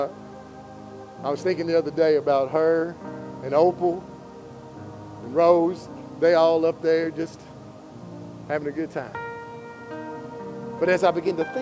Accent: Kentucky, United States; I'm from Kentucky

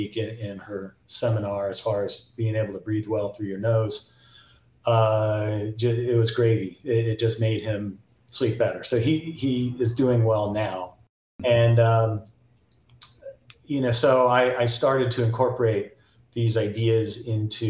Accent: Encinitas, California, United States; I grew up in Encinitas

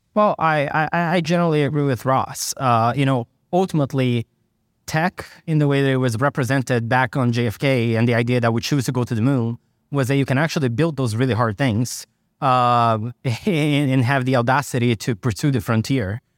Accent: Brazil; now in United States; I grew up in Brazil

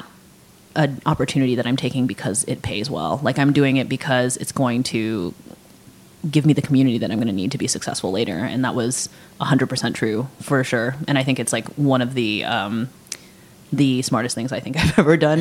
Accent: California, United States; now in New York, United States; I'm from California

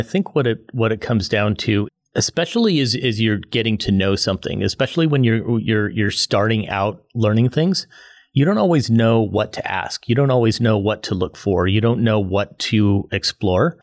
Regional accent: United States; as an American

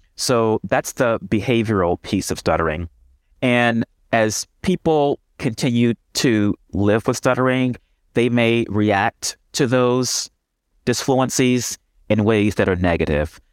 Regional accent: Houston, Texas, United States; moved away as an adult; also born or lived in Ohio / Michigan; now in Detroit, United States; I'm originally from Houston, Texas

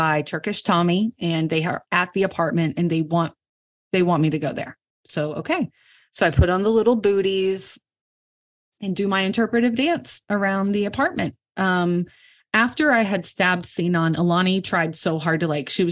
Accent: Virginia, United States; moved away; I'm from Virginia originally.

